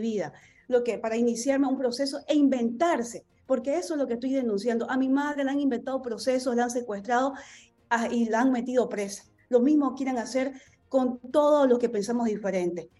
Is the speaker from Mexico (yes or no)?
no; Bolivia; todos los bolivianos